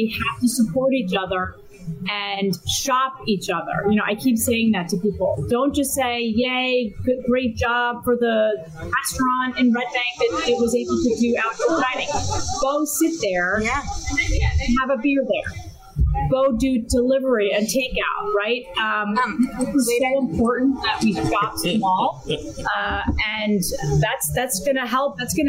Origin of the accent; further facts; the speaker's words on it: New Jersey, United States; And just like we're from New Jersey, we're tough.